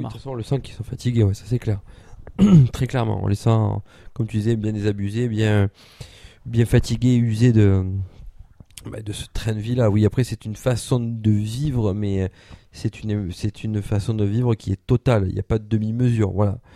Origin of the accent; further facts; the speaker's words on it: Provence-Alpes-Côte d'Azur, France; nous, en tant que base alpin, on n'aime pas qu'on dise qu'on est des Marseillais. On est des gens du Sud si on veut.